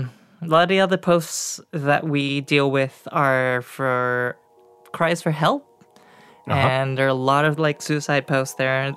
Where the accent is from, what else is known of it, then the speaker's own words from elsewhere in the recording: Singapore; moved away as an adult; now in United States; I was born in Singapore.